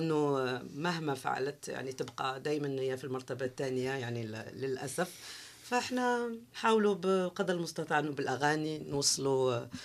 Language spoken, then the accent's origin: Arabic; Algiers, Algiers Province, Algeria; first language Kabyle; Arabic is a second language; مسقط راسي كان بالعاصمه